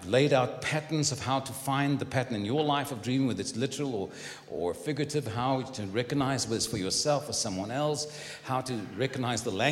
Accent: Cape Town, Western Cape, South Africa; now in San Antonio, United States; I live in San Antonio, Texas. I was born in Cape Town

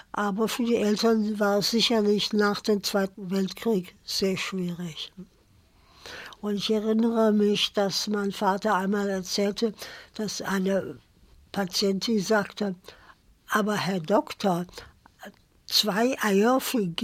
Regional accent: Cologne, North Rhine-Westphalia, Germany; moved away; also born or lived in southern Germany; ich bin geborene Kölnerin

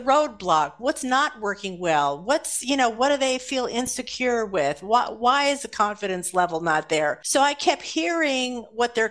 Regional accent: Los Angeles, California, United States; also born or lived in Santa Monica / Burbank; I grew up in Los Angeles

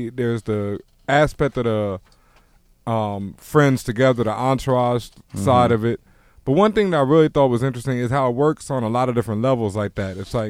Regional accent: Houston, Texas, United States; I've been to both New York and L.A., and I grew up in Houston

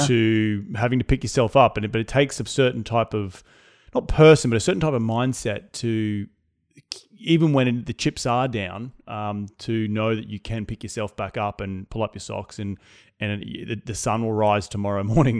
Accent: Australia; now in United States; as an Australian

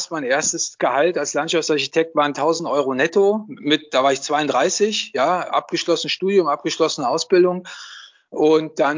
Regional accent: Düsseldorf, North Rhine-Westphalia, Germany; moved away as an adult; Ach komm, also ich bin ja Düsseldorfer.

